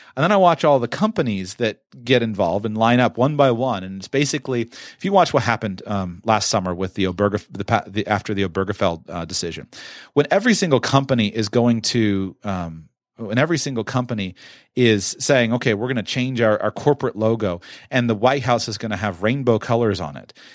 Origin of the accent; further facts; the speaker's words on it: United States; Growing up in the United States of America